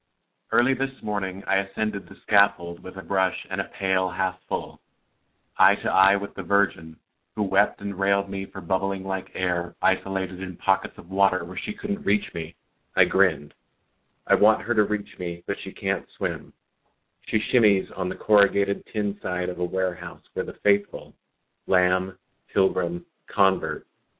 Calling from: Santa Ana, California, United States; I'm in Santa Ana.

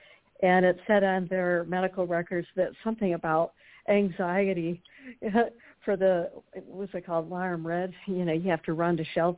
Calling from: Walnut Creek, California, United States; Walnut Creek.

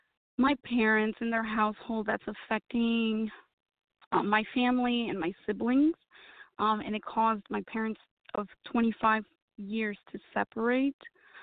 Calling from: Atlanta, Georgia, United States; I'm calling from Atlanta, Georgia.

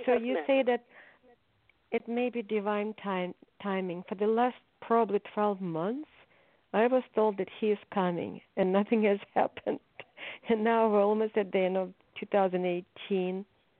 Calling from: California, United States

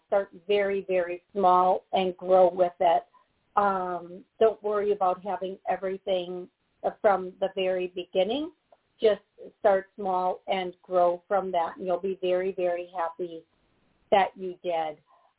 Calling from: Florida, United States; in Florida, and thank you so much for taking my call.

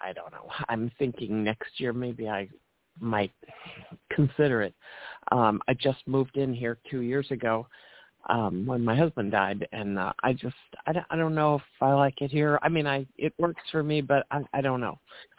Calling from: Chicago, Illinois, United States; Hi, this is … from Chicago.

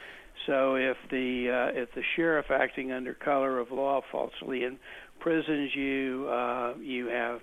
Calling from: Tampa, Florida, United States; Tampa, Florida.

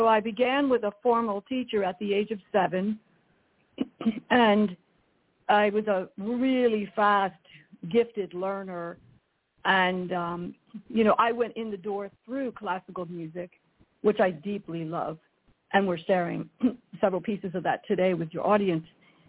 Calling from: California, United States; Well, I am in sunny, very hot Northern California.

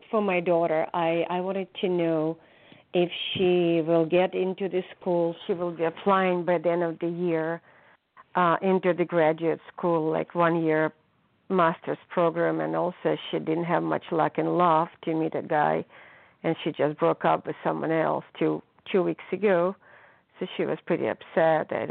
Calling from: California, United States; I'm calling from California.

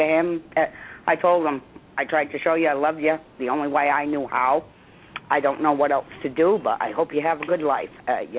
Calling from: Massachusetts, United States; I'm calling from Massachusetts.

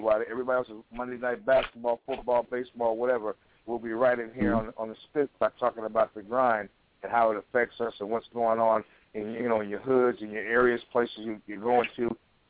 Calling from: Portland, Oregon, United States; when I'm calling, I'm hailing from Portland, Oregon, out here in the City of Roses, you know what I'm saying? Trailblazer country, all you NBA fans out there.

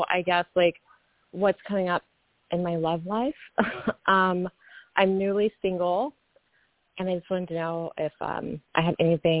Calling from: Kansas, United States; I'm calling from Kansas.

